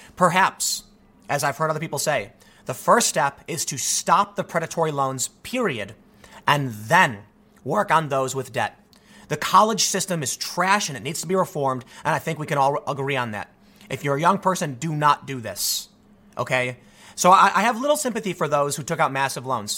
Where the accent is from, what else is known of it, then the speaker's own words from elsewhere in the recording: United States; as an American